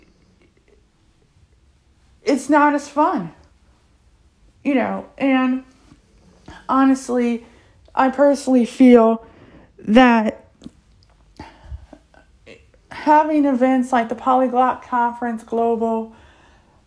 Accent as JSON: {"language": "English", "country": "United States", "first_language": "English", "said": "I'm American"}